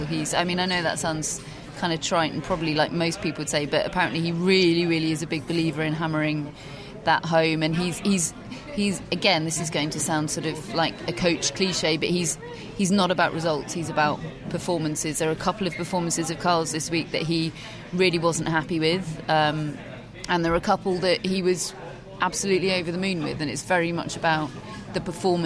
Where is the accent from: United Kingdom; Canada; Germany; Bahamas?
United Kingdom; we are British